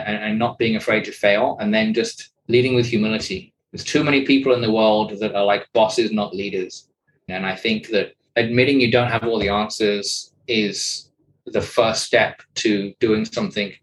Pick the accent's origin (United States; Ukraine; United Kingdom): United Kingdom; a British male in his early 30s